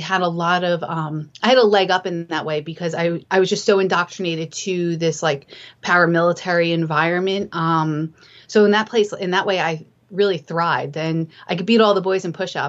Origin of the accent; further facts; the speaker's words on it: New Jersey, United States; moved away as an adult; also born or lived in upstate New York / California / Alaska / Utah; now in Portsmouth, United States; I grew up in the suburbs in New Jersey